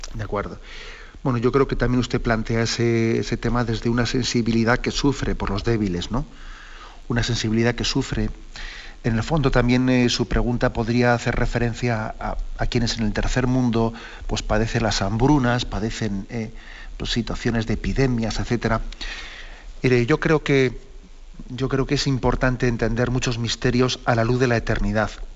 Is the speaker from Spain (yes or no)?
yes; Valencia, Valencian Community, Spain; yo soy de Valencia